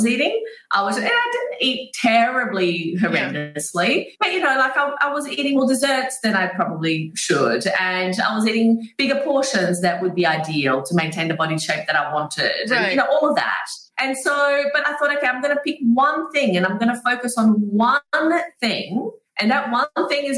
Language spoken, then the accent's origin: English; Brazil; moved away; I grew up in Brazil